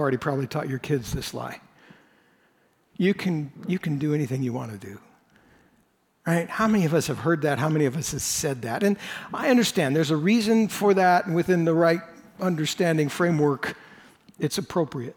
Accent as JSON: {"language": "English", "country": "United States", "tie": "born or raised there", "said": "I was born in the United States"}